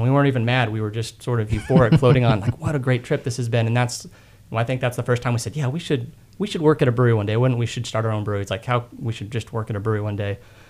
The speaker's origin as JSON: {"language": "English", "town": "Austin", "region": "Texas", "country": "United States", "tie": "born or raised there", "also_born_or_lived": "Boulder, Colorado", "said": "I grew up in Austin and graduated from Westlake"}